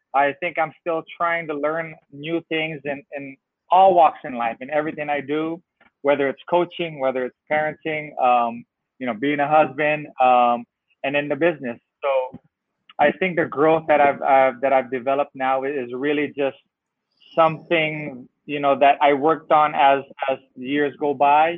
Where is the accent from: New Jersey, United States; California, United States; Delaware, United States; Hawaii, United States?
California, United States; San Francisco; I grew up in San Francisco, California.